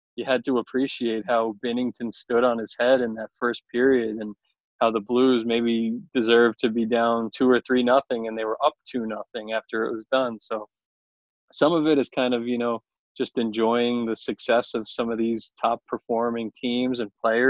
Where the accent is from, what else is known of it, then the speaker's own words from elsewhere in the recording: Long Island, New York, United States; I grew up on Long Island